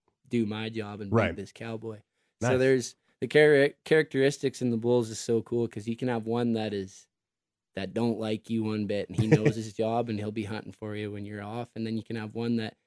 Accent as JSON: {"language": "English", "town": "De Winton", "region": "Alberta", "country": "Canada", "tie": "born or raised there", "said": "me growing up in DeWinton, I have lots of family, lots of friends around here"}